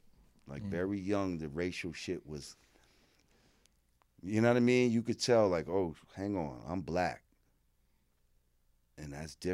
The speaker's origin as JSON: {"language": "English", "town": "New Rochelle", "region": "New York", "country": "United States", "tie": "born or raised there", "also_born_or_lived": "Bronx", "said": "Born in the Bronx, grew up in New Rochelle in Westchester."}